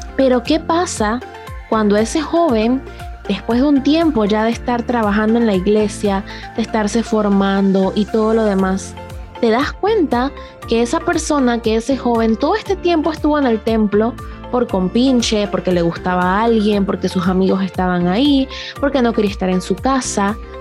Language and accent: Spanish; La Chorrera, Panamá Oeste, Panama; específicamente en mi pueblo de La Chorrera